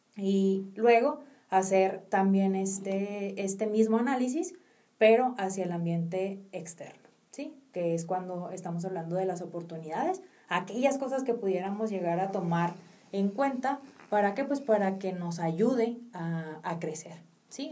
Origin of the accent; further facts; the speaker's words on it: Mexico; nosotros como mexicanos